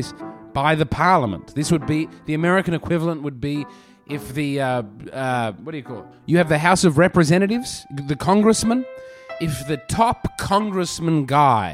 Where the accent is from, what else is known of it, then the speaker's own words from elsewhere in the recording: Australia; as an Australian